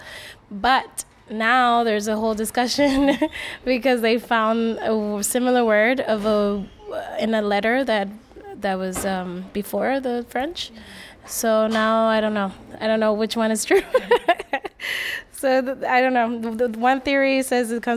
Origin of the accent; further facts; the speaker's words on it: Puerto Rico; now in New York City, United States; I was raised in Puerto Rico.